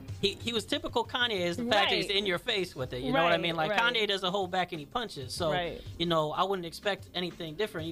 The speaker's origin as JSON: {"language": "English", "region": "Illinois", "country": "United States", "said": "and he's so popular, because I'm being from Illinois."}